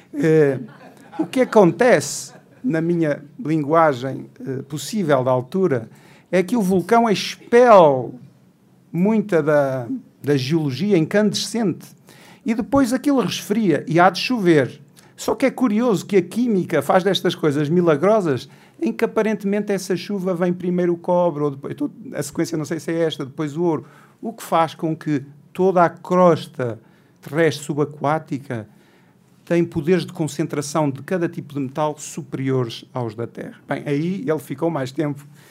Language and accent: Portuguese; Portugal; Como português